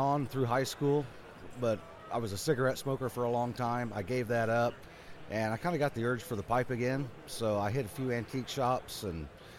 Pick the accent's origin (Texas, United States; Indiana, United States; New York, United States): Indiana, United States; Crawfordsville; I'm from Crawfordsville, Indiana.